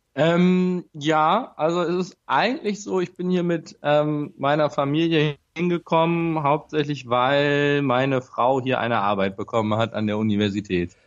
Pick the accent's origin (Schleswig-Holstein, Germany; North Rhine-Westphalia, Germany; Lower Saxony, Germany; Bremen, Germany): Bremen, Germany; moved away as an adult; now in Vienna, Austria; ich komme gebürtig aus Bremen und ähm, habe dort auch, äh, bin dort in der Nähe von Bremen aufgewachsen